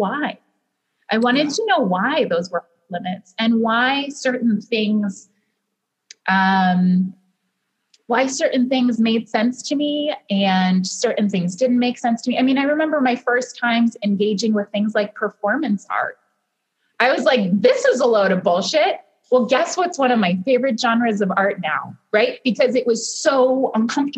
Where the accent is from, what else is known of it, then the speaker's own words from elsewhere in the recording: Cleveland, Ohio, United States; as a child I grew up in Cleveland